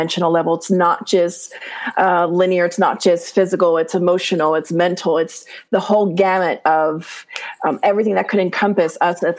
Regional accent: Maryland, United States; I am from Maryland

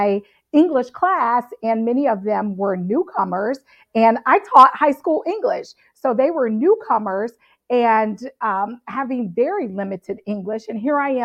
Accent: Cincinnati, Ohio, United States; So I grew up in Cincinnati, North College Hill

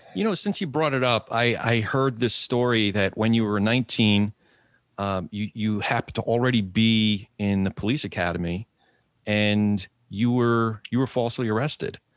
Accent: New Jersey, United States; New Jersey Second District, my home state

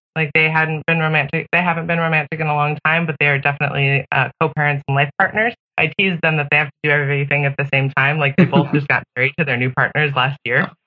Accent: Pacific Northwest, United States; I grew up in the Pacific Northwest in the 90s

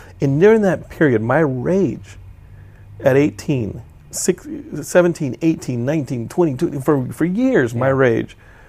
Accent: Austin, Texas, United States; I am from Austin.

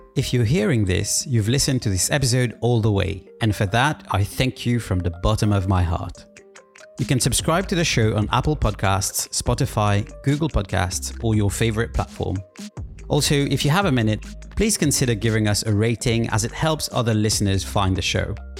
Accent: Mauritius; moved away; also born or lived in London; I come from Mauritius, which is a tropical island

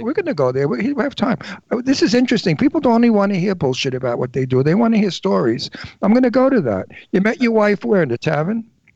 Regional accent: New York City, New York, United States; moved away; I'm a native. I was born in Brooklyn

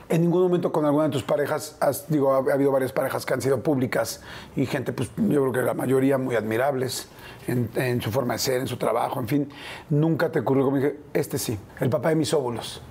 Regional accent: near Papantla, Veracruz, Mexico; moved away; he pasado casi toda mi infancia y adolescencia en Veracruz en un pueblito muy chiquito cerca de Papantla

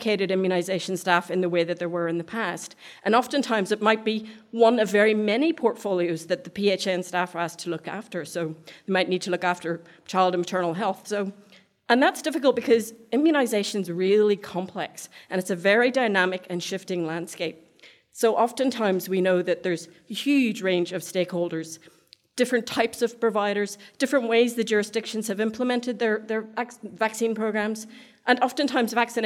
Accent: Ireland; now in Australia; I'm Irish, so I speak really fast

